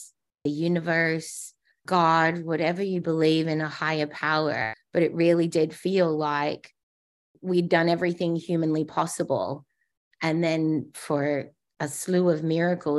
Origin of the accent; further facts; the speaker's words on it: Darwin, Northern Territory, Australia; moved away; also born or lived in East Timor; where I grew up in Australia is a place called Darwin